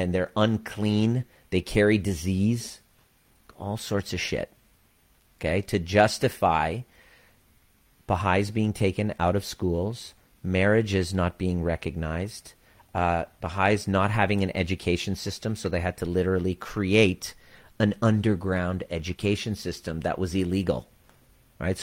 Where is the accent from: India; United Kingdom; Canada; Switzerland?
Canada; also born or lived in Iran; with my twin brother at the age of four, we came to Canada